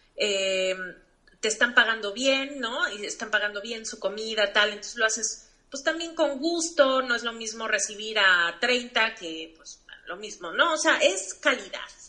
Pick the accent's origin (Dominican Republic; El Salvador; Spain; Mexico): Mexico; yo como mexicana